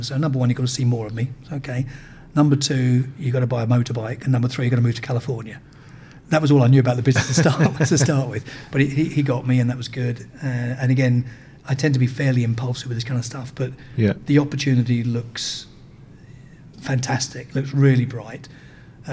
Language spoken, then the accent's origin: English; United Kingdom; also born or lived in United States; while I was running the company in America as a Brit